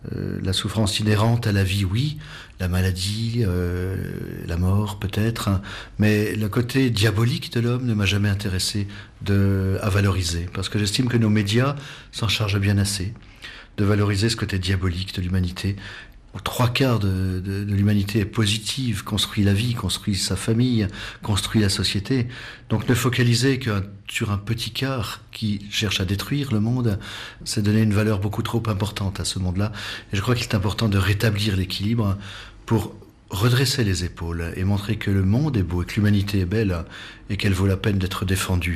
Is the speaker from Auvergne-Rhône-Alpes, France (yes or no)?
yes; Savoie, Auvergne-Rhône-Alpes, France; moved away as an adult; also born or lived in Himalaya; je suis savoyard, euh, né en Savoie, donc euh, montagnard